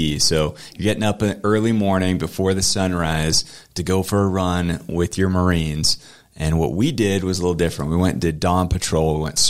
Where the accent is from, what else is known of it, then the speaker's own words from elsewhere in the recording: Camp Lejeune, North Carolina, United States; I love my time growing up in North Carolina and Camp Lejeune.